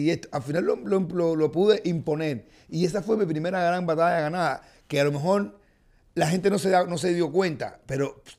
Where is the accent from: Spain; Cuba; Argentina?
Cuba; moved away as an adult; Pero me salí de Cuba porque yo dije, lo único que yo voy a ver aquí es la degradación de mi carrera porque aquí no hay más oportunidades.